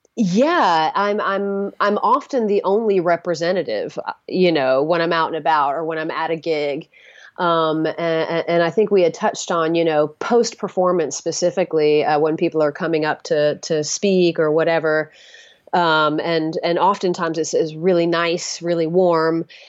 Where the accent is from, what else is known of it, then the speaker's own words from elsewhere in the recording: the South, United States; I'm from the South